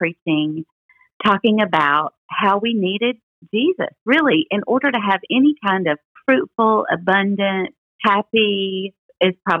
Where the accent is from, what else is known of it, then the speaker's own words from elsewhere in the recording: Memphis, Tennessee, United States; I was born in Memphis, Tennessee, in the Baptist Hospital in Memphis, Tennessee, and I grew up in a Christian home